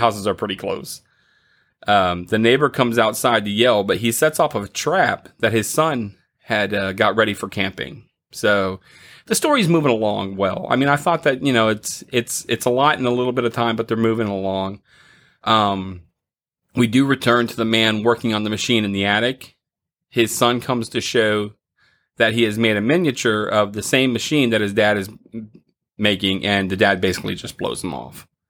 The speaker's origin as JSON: {"language": "English", "region": "Florida", "country": "United States", "tie": "born or raised there", "said": "I grew up in Florida"}